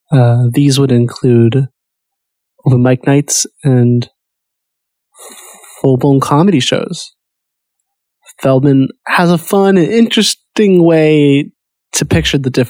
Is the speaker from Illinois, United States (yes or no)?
yes; Peoria, Illinois, United States; I'm not a New Yorker. My home's in Peoria, Illinois, and uh, I'm from an average type family.